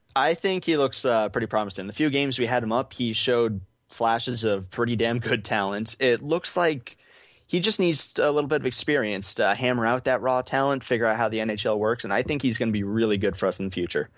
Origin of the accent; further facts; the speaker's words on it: Arizona, United States; I'm, uh, from Arizona, born and raised, never been anywhere else